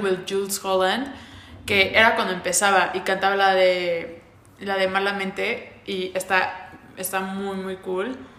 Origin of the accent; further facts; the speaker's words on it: Veracruz, Mexico; en mi tierra veracruzana